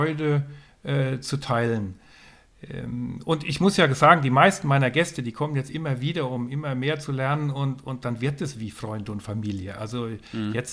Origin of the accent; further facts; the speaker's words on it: Northern Germany, Germany; Also ich komme aus dem Norden. Ich bin sehr viel in Schweden, Norwegen, Schottland, Irland gesegelt.